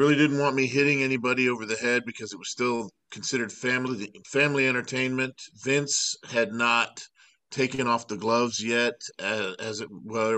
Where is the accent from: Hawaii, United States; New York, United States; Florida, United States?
Florida, United States; Miami; I grew up in Miami, Florida